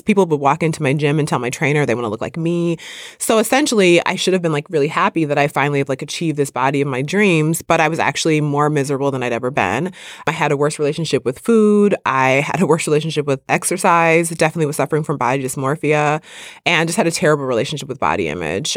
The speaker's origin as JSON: {"language": "English", "region": "Midwest", "country": "United States", "tie": "born or raised there", "said": "I grew up in the Midwest"}